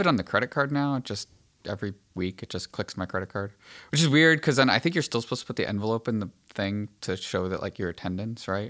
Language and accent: English; Archdiocese of Hartford, Connecticut, United States; moved away; also born or lived in Diocese of Bridgeport; I come from the Archdiocese of Hartford originally.